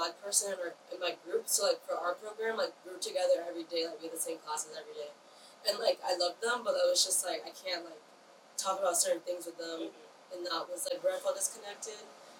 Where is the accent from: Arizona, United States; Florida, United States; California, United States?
Florida, United States; I'm from Florida